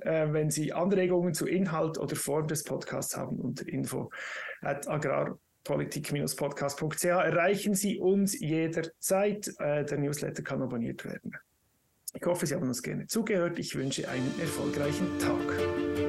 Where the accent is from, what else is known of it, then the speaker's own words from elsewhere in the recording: Switzerland; bei uns in der Schweiz